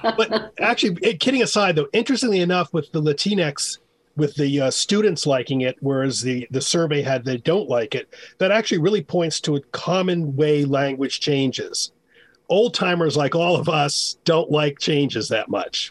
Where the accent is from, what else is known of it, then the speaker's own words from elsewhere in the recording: United States; as an American, as all three of us are Americans